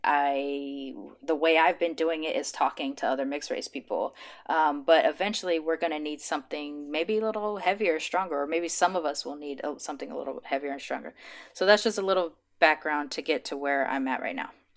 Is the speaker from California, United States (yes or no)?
yes; Los Angeles, California, United States; I grew up in L